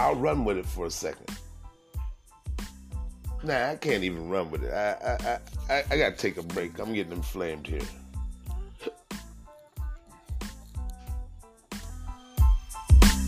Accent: Midwest, United States; now in Washington, PA, United States; I'm originally from the Midwest.

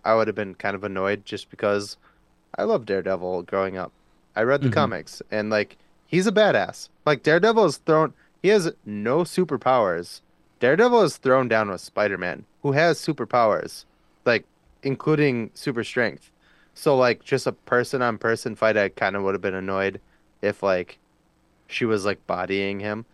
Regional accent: United States; I'm American

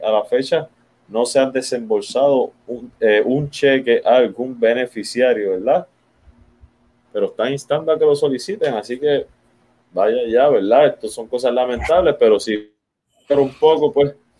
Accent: Puerto Rico; Como boricua

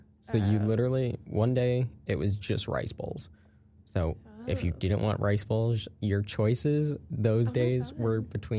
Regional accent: Connecticut, United States; I'm from Connecticut, by the way.

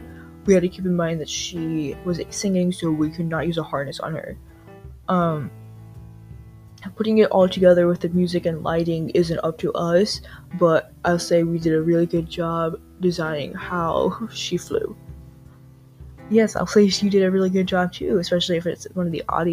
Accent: Wisconsin, United States; When I was 18 years old, I went to the university in my home state of Wisconsin, where I had my first theater class.

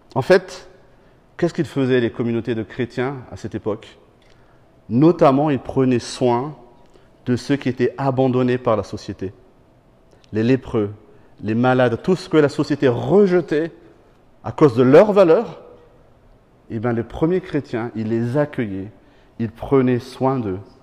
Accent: Madagascar; moved away; quand j'étais petit, je viens de Madagascar, on mangeait très souvent du poisson séché

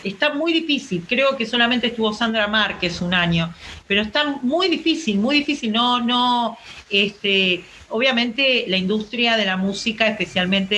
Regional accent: Avellaneda, Buenos Aires Province, Argentina; Me crié en Avellaneda donde hay tanto rock como tango

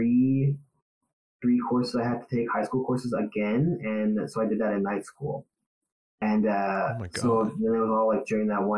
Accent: Manitoba, Canada; moved away as an adult; now in Ontario, Canada; I'm from Manitoba originally. So our high school system does not align with Ontario's high school system

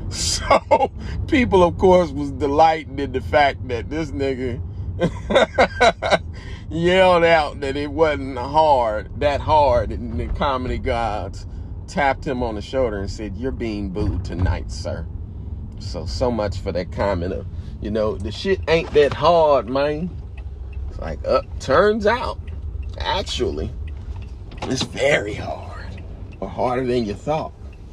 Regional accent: United States; accent: Indiana and Georgia mix; my accent's a little bit of Indiana and a little bit of Georgia, I think, mixed together.

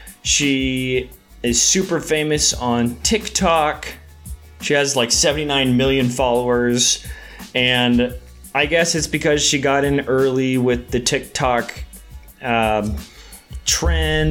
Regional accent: Nashua, New Hampshire, United States; I was born in Nashua, New Hampshire

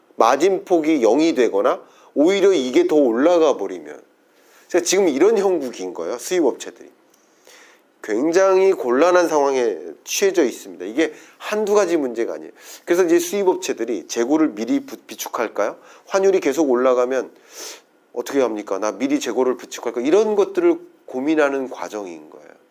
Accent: South Korea; 저도 한국인입니다

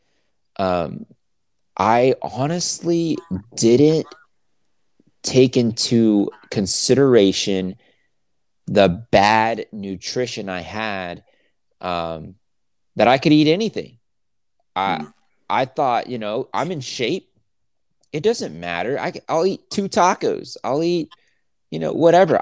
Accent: the South, United States; I'm from the South. I grew up on sweet tea

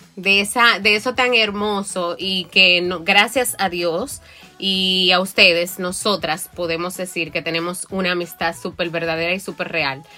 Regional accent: Moca, Espaillat, Dominican Republic; moved away as an adult; yo soy de Moca.

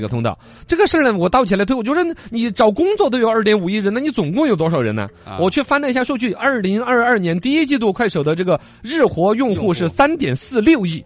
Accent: Chengdu, Sichuan, China; 在我们成都这边

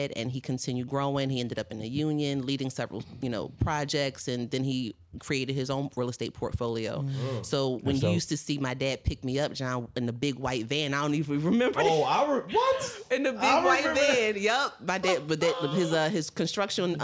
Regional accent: Philadelphia, Pennsylvania, United States; North Philly, right off of 16th and Allegheny

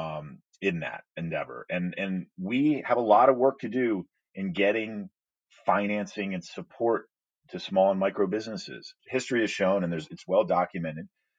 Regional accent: United States; as an American

